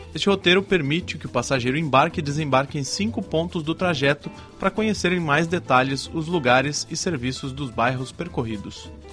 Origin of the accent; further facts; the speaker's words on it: Brazil; Eu sou brasileiro